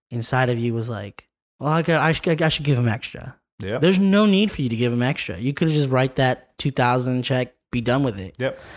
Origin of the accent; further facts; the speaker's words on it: California, United States; now in Las Vegas, United States; So we're originally from Southern California.